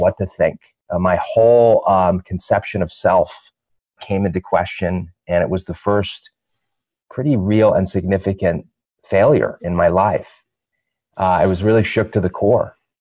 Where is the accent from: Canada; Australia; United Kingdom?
United Kingdom; London; I was born in London, England.